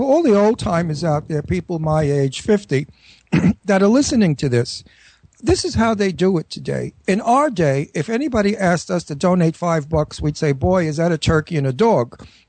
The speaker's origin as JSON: {"language": "English", "town": "New York City", "region": "New York", "country": "United States", "accent": "Brooklyn", "said": "Where I was totally relaxed and completely using my Brooklyn accent."}